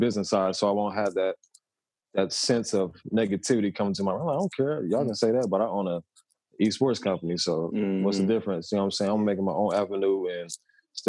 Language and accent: English; Ohio, United States; growing up in Ohio was solid